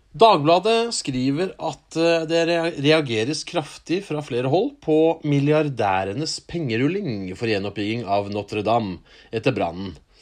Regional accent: Norway; vi er født i Norge

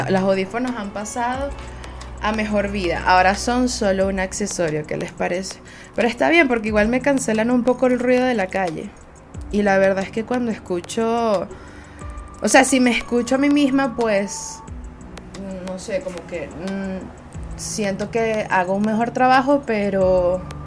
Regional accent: Venezuela; yo soy una jeva de Venezuela, puedo ser veneca muy, muy fácilmente

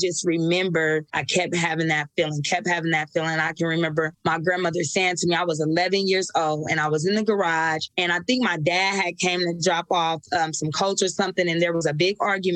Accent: Nebraska, United States; moved away as an adult; also born or lived in California; So I can remember being 18. I moved away from Nebraska and went to California

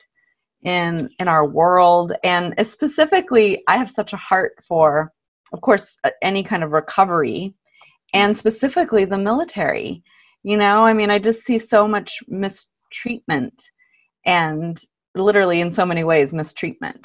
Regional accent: San Antonio, Texas, United States; moved away; also born or lived in Austin, Texas; I grew up in San Antonio and then went to school in Austin.

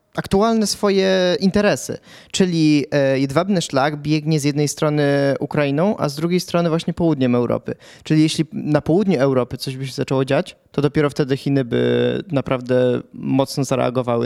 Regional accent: Pułtusk, Masovian Voivodeship, Poland; urodziłem się w Półtusku

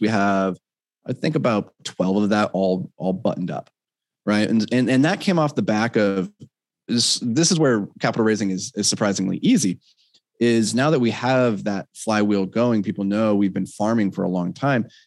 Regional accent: Minnesota, United States; I'm a Minnesotan uh, white boy.

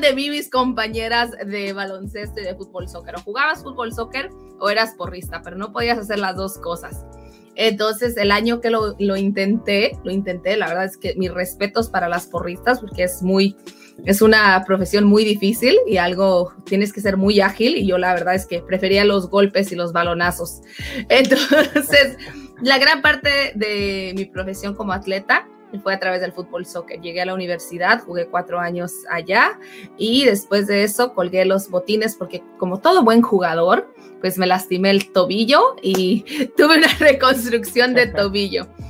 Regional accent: Mexico; also born or lived in California, United States; yo soy mexicana

